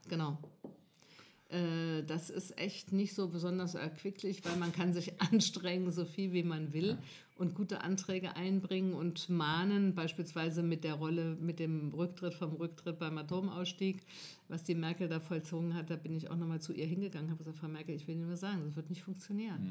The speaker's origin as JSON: {"language": "German", "region": "Northern Hesse", "country": "Germany", "said": "ich komme da nicht her ursprünglich, ich komme aus Nordhessen."}